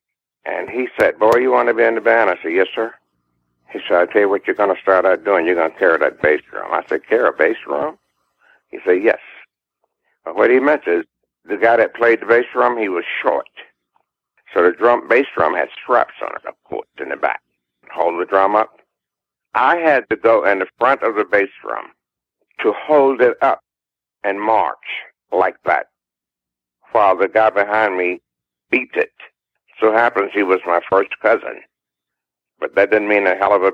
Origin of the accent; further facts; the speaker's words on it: Lancaster, South Carolina, United States; we won a talent show at Lancaster, South Carolina, in my hometown